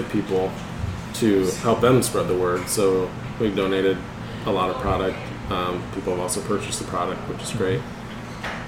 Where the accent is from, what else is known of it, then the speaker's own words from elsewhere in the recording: Winona Lake, Indiana, United States; growing up in Winona Lake, I knew I needed to go away from town for college.